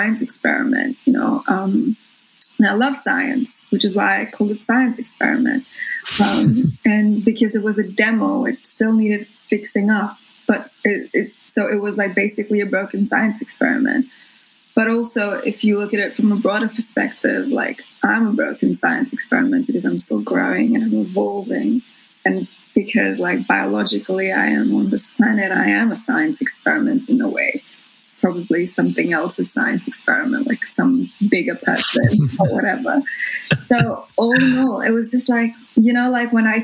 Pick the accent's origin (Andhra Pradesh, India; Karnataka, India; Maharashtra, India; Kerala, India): Maharashtra, India; Mumbai; moved away as an adult; also born or lived in Brisbane, Australia; now in Australia; I was born in Bombay